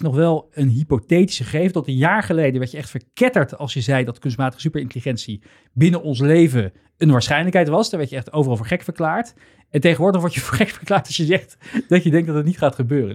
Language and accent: Dutch; Netherlands; wij natuurlijk als, als Nederlanders